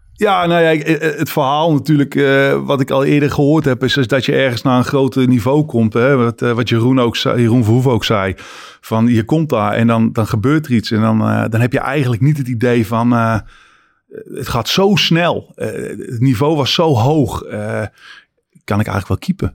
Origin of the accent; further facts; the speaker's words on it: Netherlands; moved away; Als Nederlander dat je bent